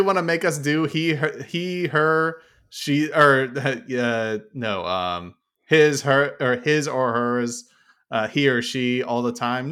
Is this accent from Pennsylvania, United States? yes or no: no; Oakland, California, United States; now in New Jersey, United States; I used y'all when I grew up in California